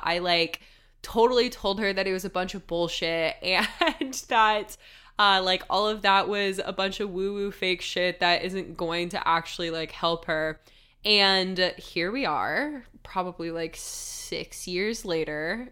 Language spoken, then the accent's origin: English; United States; growing up in the United States